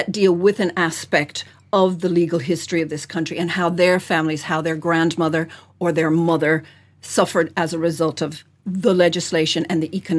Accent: Ireland; also born or lived in United States; I'm Irish, but I didn't always live here

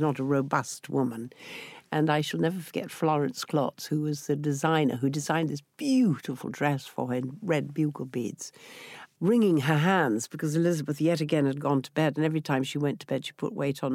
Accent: Yorkshire and the Humber, United Kingdom; accent: Yorkshire; I came from Yorkshire, so he gave me an opportunity to do my Yorkshire accent

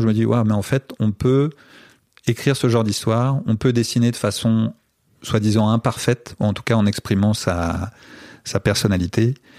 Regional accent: France; also born or lived in Brazil; je viens de France

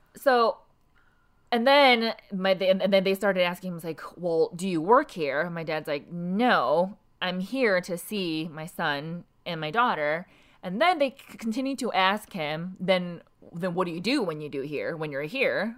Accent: South Korea; now in United States; I'm from South Korea. My, my entire family's from South Korea.

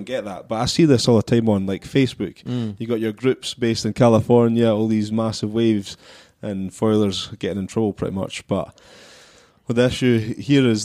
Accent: Fife, Scotland, United Kingdom; growing up in Fife

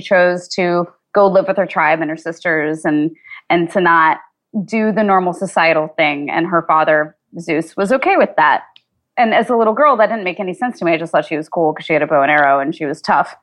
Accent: Kansas, United States; I grew up in Kansas

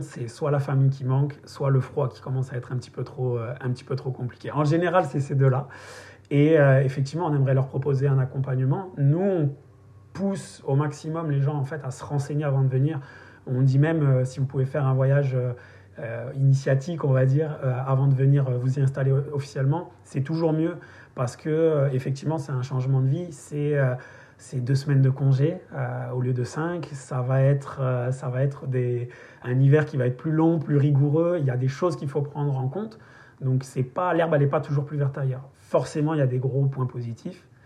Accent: the South of France, France; moved away as an adult; also born or lived in Paris; moi je viens du Sud

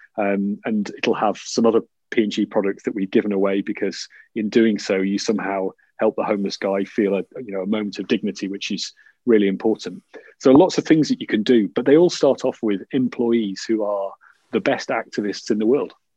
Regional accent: Yorkshire and the Humber, United Kingdom; I'm from Yorkshire

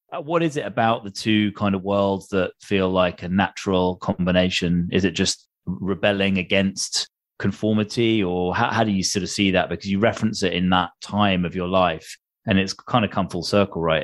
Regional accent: United Kingdom; a British boy growing up on the other side of the Atlantic

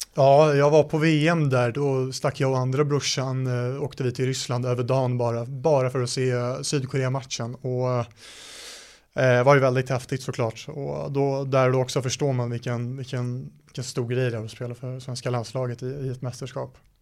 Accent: Stockholm, Stockholm County, Sweden; also born or lived in United States; det är i Stockholm där jag är ifrån

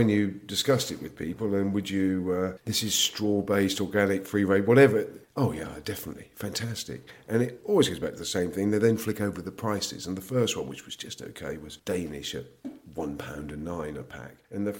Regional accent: United Kingdom; we're complaining as British farmers

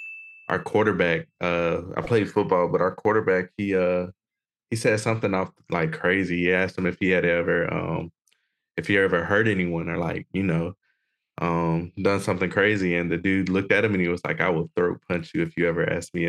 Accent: Brenton, Alabama, United States; moved away as an adult; also born or lived in Pensacola, Florida / Hawaii / Moreno Valley, California; I'm just a small town kid. Like you said, I'm from Brenton, Alabama. I was born in Pensacola, raised in Alabama.

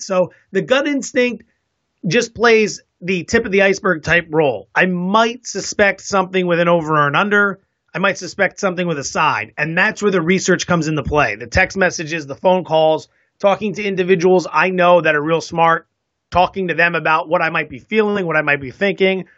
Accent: East Coast, United States; moved away as an adult; also born or lived in Las Vegas / San Diego; now in San Francisco, United States; I'm originally from the East Coast

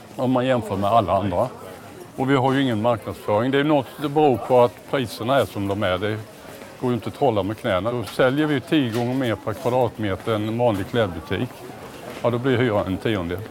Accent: Småland, Sweden; Jag är ju smålänning

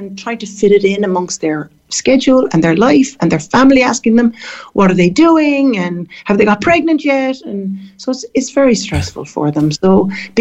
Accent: Cork, Munster, Ireland; moved away as an adult; also born or lived in Dublin, Ireland / San Francisco, United States; now in Barbados; I'm from Cork, but I went to Dublin, to the Adelaide, to do my nursing

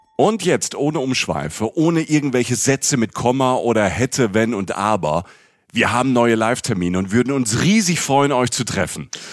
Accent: Rhineland-Palatinate, Germany; moved away; aus der Pfalz, aus der Südpfalz, wo ich herkomme

